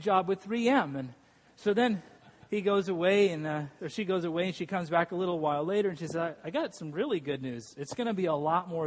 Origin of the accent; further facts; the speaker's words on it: Boise, Idaho, United States; I grew up in Boise, Idaho